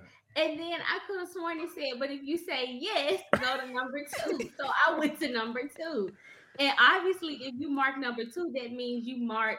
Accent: Greenville, Mississippi, United States; moved away; I was born in Mississippi.

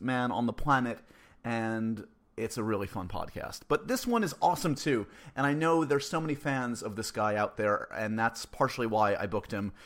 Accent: New York City, New York, United States; New York is my hometown.

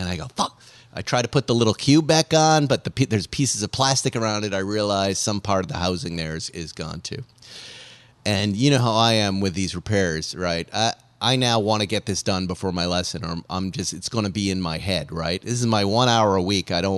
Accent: Boston, Massachusetts, United States; moved away; I'll be coming from Boston. I'm doing a thing with the Boston Red Sox, which is going to be great. I'm coming back to my hometown team.

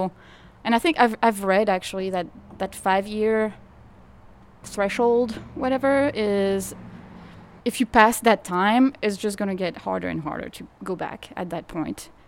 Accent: suburb of Paris, Île-de-France, France; English is a second language; moved away as an adult; also born or lived in Sacramento, United States; now in New Orleans, United States; I grew up in the suburb of Paris

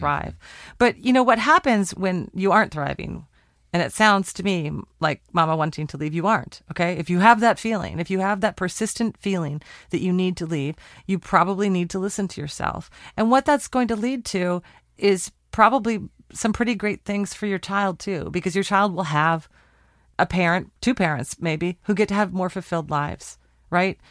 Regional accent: Portland, Oregon, United States; my hometown, Portland, Oregon

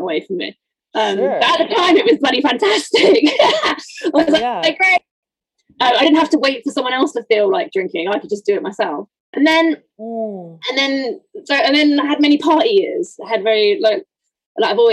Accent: United Kingdom; moved away as an adult; I'm not originally from London. I'm just outside

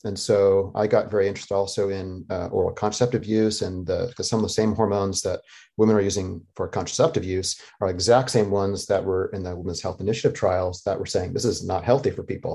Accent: Northern Arizona, United States; also born or lived in Costa Rica / Denver, Colorado; growing up in Northern Arizona

